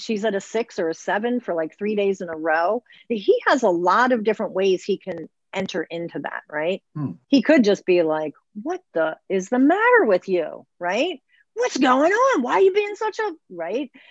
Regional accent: Baltimore, Maryland, United States; I was born and raised in Baltimore in the city.

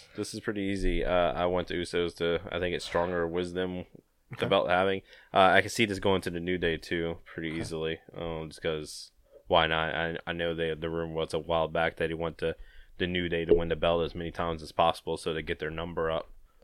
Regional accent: Louisiana, United States; I'm from Louisiana, and it aggravates me.

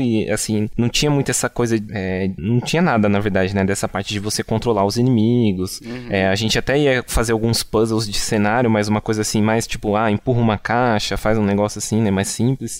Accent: Rio Grande da Serra, São Paulo, Brazil; uma cidade que, que nós, nós três somos de lá, né? Que é uma, cidade, uma cidade que se chama Rio Grande da Serra

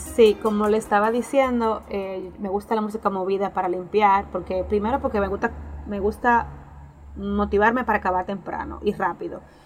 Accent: San Pedro de Macorís, Dominican Republic; first language Spanish; Nosotros venimos de San Pedro de Macorís, un pueblo de República Dominicana

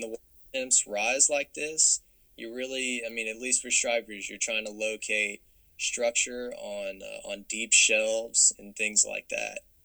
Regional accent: Little Rock, Arkansas, United States; I'm from Little Rock originally

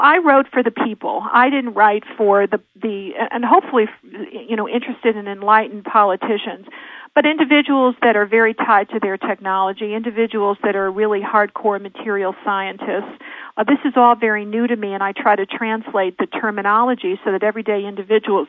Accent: Connecticut, United States; also born or lived in Santa Monica; now in Idaho, United States; I'm from the East Coast. I'm a Connecticut Yankee by birth.

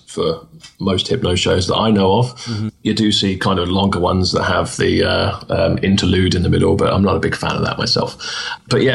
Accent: United Kingdom; it's a hard life being a British stage hypnotist

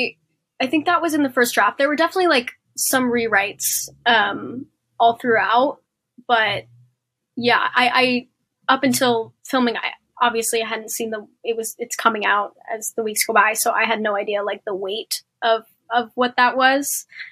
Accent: Philippines; I think it was Hispanic and I'm Filipino, so they changed it

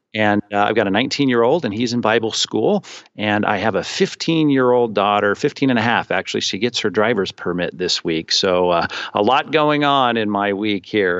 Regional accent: Long Beach, California, United States; also born or lived in Chicago / Arizona / Aliso Viejo, Orange County; I'm from Southern California. I grew up in Long Beach. I spent my whole life there till I got shipped off to school

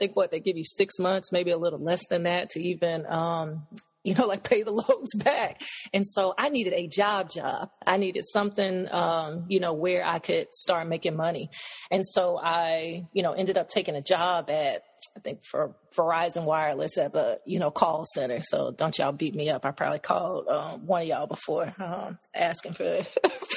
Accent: Nashville, Tennessee, United States; moved away as an adult; also born or lived in Cameroon; now in Taunton, United States; I'm from Nashville, Tennessee. I currently live in Taunton, Massachusetts

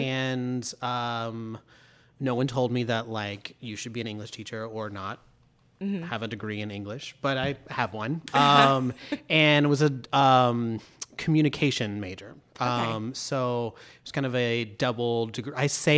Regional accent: Memphis, Tennessee, United States; I'm not. I claim Memphis as where I'm from. Moved there in like the second grade, stayed there through high school and went to college there.

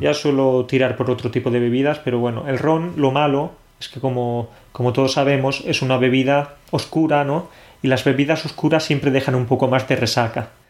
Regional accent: Spain; now in Poland; los españoles mezclamos las bebidas porque, claro, nosotros tenemos algo muy típico

